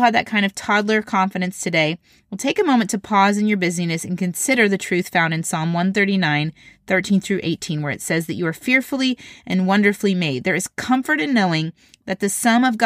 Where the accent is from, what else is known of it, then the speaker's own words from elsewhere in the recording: Indiana, United States; I grew up in Indiana